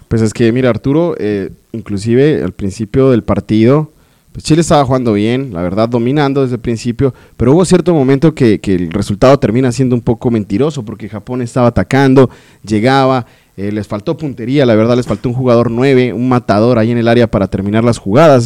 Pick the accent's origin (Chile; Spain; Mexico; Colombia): Colombia; soy colombiano